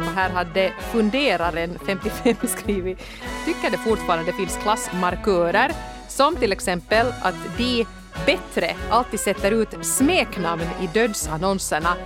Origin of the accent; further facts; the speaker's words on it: Helsinki, Uusimaa, Finland; jag kommer från en sån där väldigt prydlig Helsingfors förort som heter Kårböle. Inte så jättegangsta